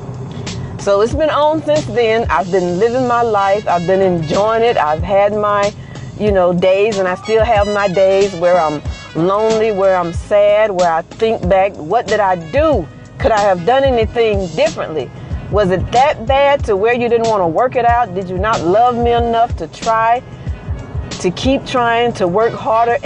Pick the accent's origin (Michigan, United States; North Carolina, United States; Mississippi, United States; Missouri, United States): Mississippi, United States; I'm from Mississippi.